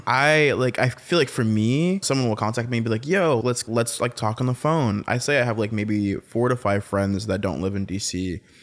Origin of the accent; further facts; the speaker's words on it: North Carolina, United States; now in Washington, D.C., United States; I'm from North Carolina, I'm from the South